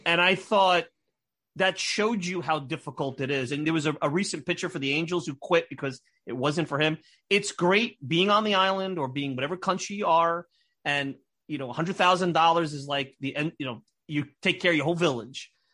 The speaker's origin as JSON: {"language": "English", "town": "Brooklyn", "region": "New York", "country": "United States", "tie": "born or raised there", "said": "I grew up in Brooklyn"}